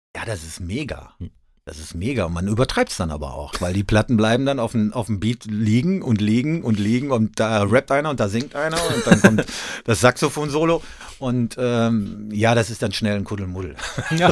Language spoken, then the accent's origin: German; North Rhine-Westphalia, Germany; ich komme aus Ostwestfalen